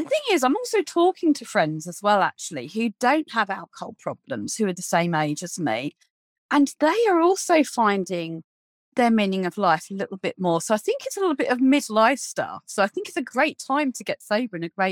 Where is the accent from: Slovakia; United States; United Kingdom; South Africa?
United Kingdom; We're very British